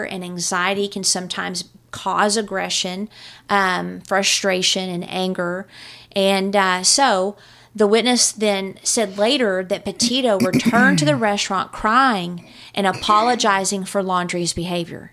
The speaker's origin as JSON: {"language": "English", "country": "United States", "also_born_or_lived": "Texas", "said": "I'm from New Mexico and Texas"}